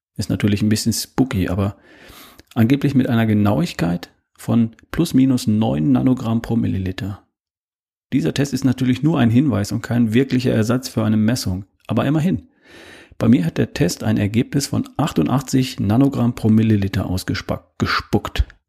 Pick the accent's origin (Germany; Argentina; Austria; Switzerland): Germany; bei uns in Deutschland